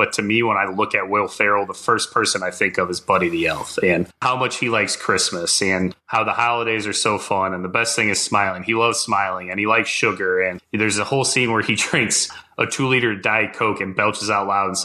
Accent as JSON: {"language": "English", "region": "Midwest", "country": "United States", "tie": "born or raised there", "said": "I grew up in the Midwest"}